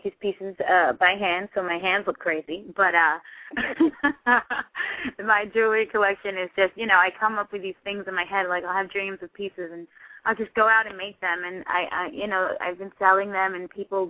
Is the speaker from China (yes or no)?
no; Haiti; moved away; I grew up in Haiti as well